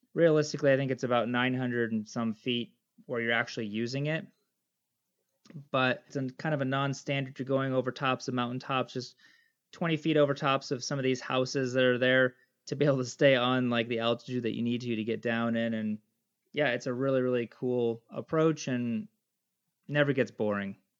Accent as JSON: {"language": "English", "region": "Michigan", "country": "United States", "tie": "born or raised there", "moved": "as an adult", "lives_now": "Papua New Guinea", "said": "We took us back to the States, and I grew up most of my life in Michigan. And uh, yeah, so I think probably till about age of 25, I was in Michigan"}